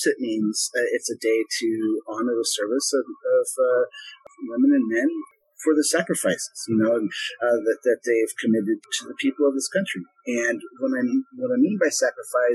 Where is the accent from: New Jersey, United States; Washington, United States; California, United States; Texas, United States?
Washington, United States; Vashon Island; I grew up on Vashon Island